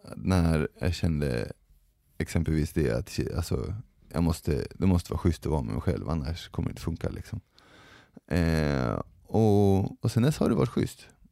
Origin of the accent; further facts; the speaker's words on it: Sweden; jag har vuxit upp i Sverige, och har svenska föräldrar